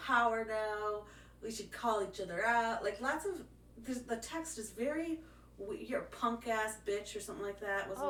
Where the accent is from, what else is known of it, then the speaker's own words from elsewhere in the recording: Lyonsburg, United States; I grew up in Lyonsburg